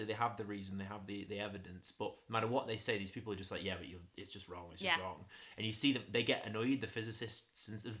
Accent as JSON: {"language": "English", "town": "Stoke-on-Trent", "region": "West Midlands", "country": "United Kingdom", "also_born_or_lived": "Durham", "accent": "northernish", "said": "I come from Stoke-on-Trent"}